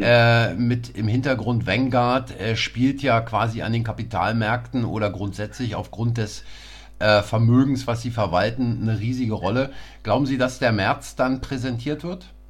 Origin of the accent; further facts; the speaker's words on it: East Berlin, Germany; wir sind zwar beide in Berlin groß geworden, aber Sie auf der anderen Seite als ich, äh, der Mauer